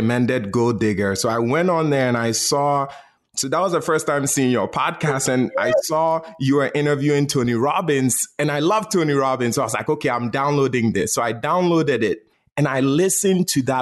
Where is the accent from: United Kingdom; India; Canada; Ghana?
Ghana; I was born and raised in Ghana, West Africa.